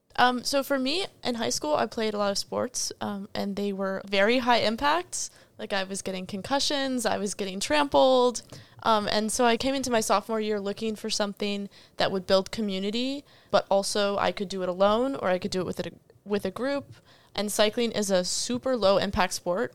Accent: Northern Virginia, United States; moved away as an adult; now in Williamsburg, United States; I'm from Northern Virginia.

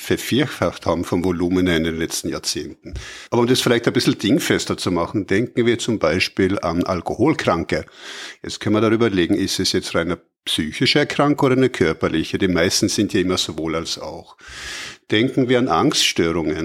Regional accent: Austria; wir in Österreich

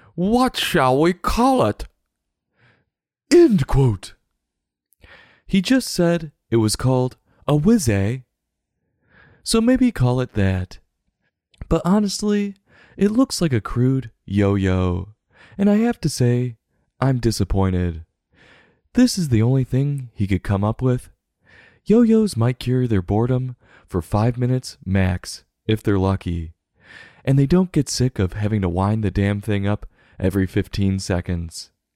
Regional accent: United States; accent: American; myself speaking American

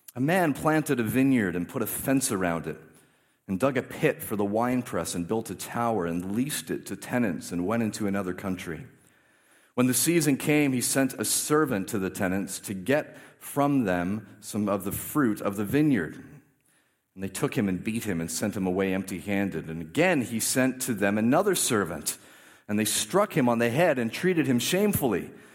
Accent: Canada; I grew up in a, very much in a Canadian Christian culture

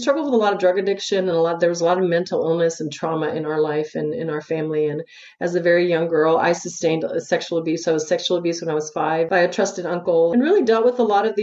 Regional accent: El Paso, Texas, United States; I'm from El Paso, Texas

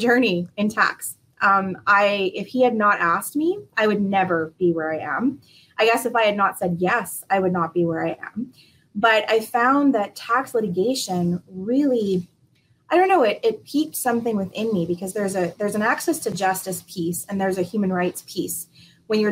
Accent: Saskatoon, Saskatchewan, Canada; also born or lived in Ontario / Prince Edward Island (parents); they moved to Ontario at some point for my dad to go to school, and that's where I was born. And we moved out to Saskatoon about 35 years ago. So for most of my life, I've lived out here, and it's my home

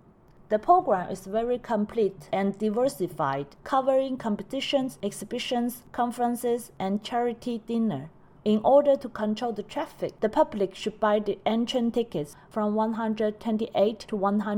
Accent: southern China, China; now in Shanghai, China; So I was back to my hometown in the south of China to be with my family.

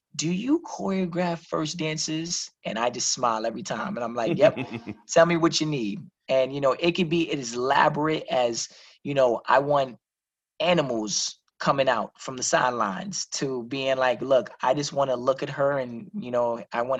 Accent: New York City, New York, United States; now in Connecticut, United States; my brother and I, we're originally from the South Bronx, born and raised

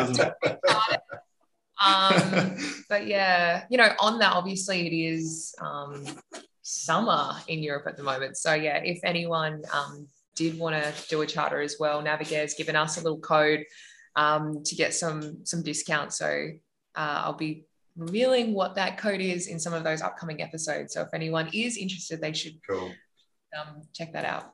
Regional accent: Australia; accent: Australian; we had our Australian accents

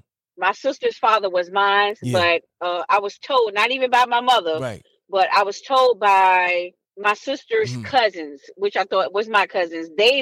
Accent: Norfolk, Virginia, United States; I was born in Park Place, but I was raised in Norfolk.

